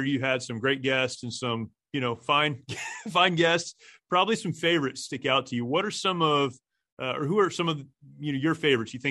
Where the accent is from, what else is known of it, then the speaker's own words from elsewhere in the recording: Upstate New York, United States; moved away; I am a New Yorker. I tell people that. Upstate New York, really far, a little town, not the city